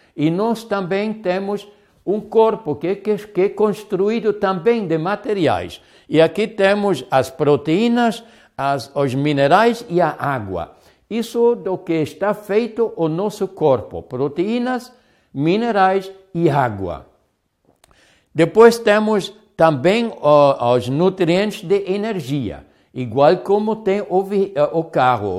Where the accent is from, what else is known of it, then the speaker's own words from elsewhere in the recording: Hamburg, Germany; moved away; Agora eu sou hambúrguer, eu sou do Hamburgo